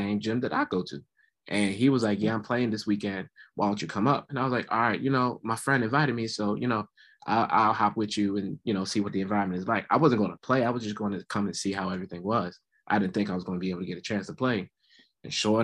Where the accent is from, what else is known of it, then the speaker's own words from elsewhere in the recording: Laurel, Maryland, United States; I'm from Laurel, Maryland, predominantly from the Prince George's County area